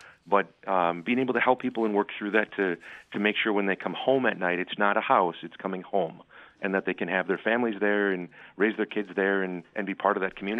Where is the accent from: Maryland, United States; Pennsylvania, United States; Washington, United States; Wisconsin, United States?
Wisconsin, United States; So I'm actually a local kid. I mean, I grew up in the Lake Country area.